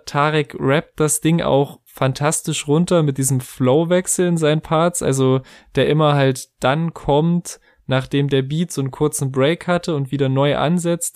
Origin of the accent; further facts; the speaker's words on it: Germany; als Deutscher